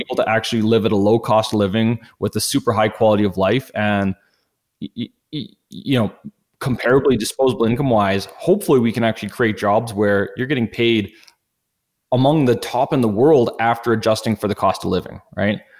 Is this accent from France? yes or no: no; Edmonton, Alberta, Canada; born and raised in Edmonton